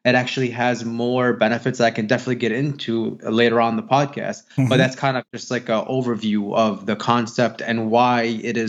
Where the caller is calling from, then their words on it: Chicago, Illinois, United States; From Chicago, Illinois.